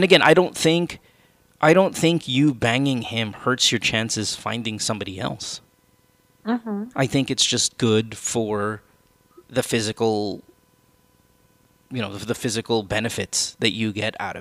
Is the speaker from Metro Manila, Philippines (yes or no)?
yes; Manila, Metro Manila, Philippines; now in United States; our English is you can tell where we come from in Manila, right? You and I, or in the Philippines, because our English is a different kind of English.